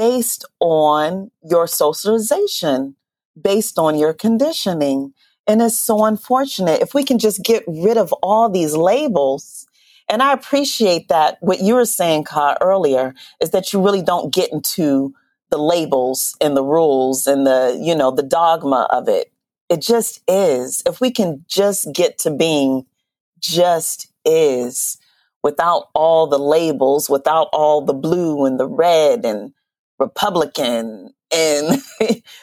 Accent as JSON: {"language": "English", "town": "Youngstown", "region": "Ohio", "country": "United States", "moved": "yes", "said": "I'm from Youngstown, Ohio, very insulated, very stuck"}